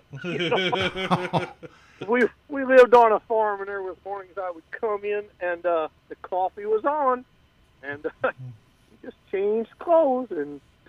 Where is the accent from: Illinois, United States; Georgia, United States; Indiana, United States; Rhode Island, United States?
Indiana, United States; Posey County; Posey County, out west of Evansville.